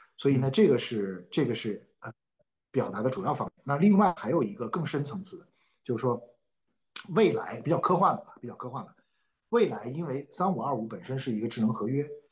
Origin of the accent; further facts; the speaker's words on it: China; 我们中国人